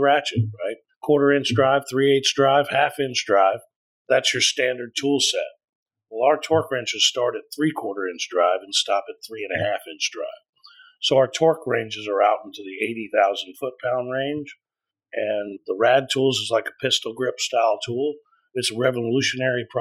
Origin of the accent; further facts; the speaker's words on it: Tomball, Texas, United States; I grew up right here in Spring Tomball area.